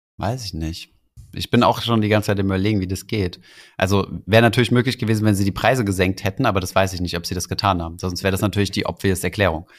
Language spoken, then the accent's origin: German; Germany; als Deutsche